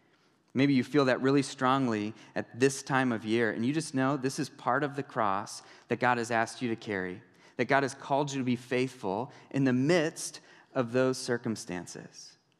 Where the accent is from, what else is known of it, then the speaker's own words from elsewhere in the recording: New York City, New York, United States; You know, I grew up in New York City, and I was a huge fan of Star Trek, and I was a nerd, and I didn't fit in there.